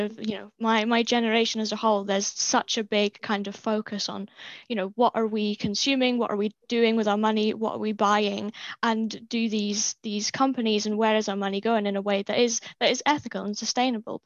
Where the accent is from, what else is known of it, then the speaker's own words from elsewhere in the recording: Wick, Scotland, United Kingdom; moved away; also born or lived in Dundee; I'm from Wick, which is super rural, basically, as far north as you can possibly go